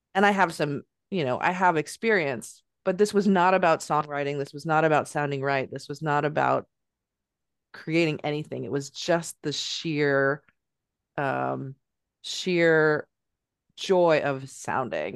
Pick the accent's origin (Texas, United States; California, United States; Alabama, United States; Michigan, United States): California, United States; moved away as an adult; now in Northampton, United States; I'm from California.